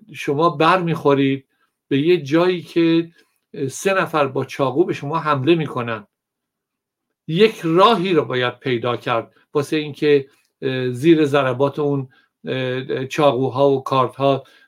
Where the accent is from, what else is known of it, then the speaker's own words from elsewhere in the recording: Iran; من ایرانیم